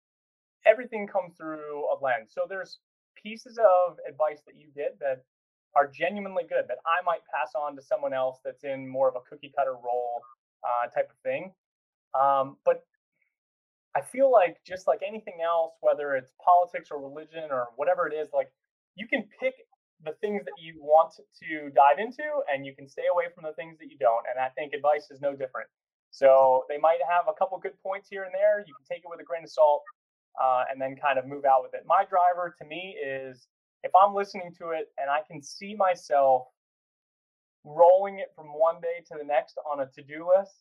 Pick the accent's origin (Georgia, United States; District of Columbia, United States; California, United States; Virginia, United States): Virginia, United States; Virginia Beach; born and raised in Virginia Beach, although before that, military family all over the place.